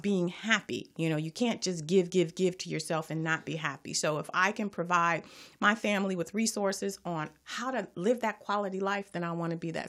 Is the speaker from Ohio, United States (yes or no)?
no; Los Angeles, California, United States; I am from Watts